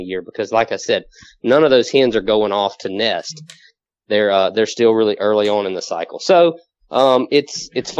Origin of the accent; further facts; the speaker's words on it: southwest Mississippi, United States; moved away as an adult; now in Louisiana, United States; I'm actually originally from Mississippi.